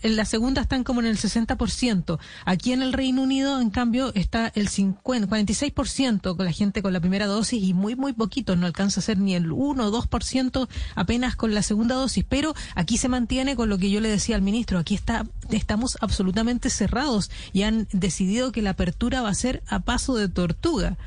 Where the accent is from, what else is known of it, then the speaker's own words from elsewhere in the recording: Chile; accent: Chilean; now in London, United Kingdom; por mi acento se dará cuenta que soy chilena